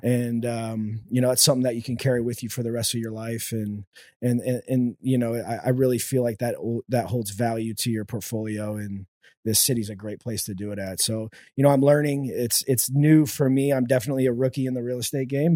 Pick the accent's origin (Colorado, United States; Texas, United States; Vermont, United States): Texas, United States; The Woodlands; born and raised in the Woodlands, Texas